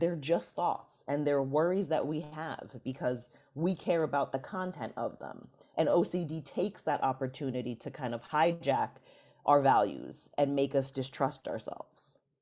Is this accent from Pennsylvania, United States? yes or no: no; New York City, New York, United States; I'm from New York City, the Bronx in particular